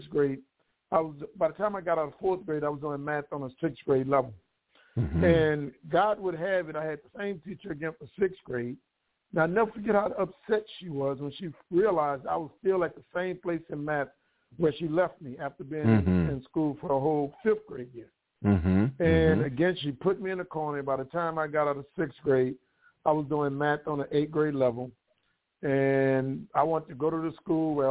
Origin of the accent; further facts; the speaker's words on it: New Orleans, Louisiana, United States; also born or lived in Georgia; I'm from New Orleans, Louisiana. I'm from back of town, Girktown, Zion City, from the lower nine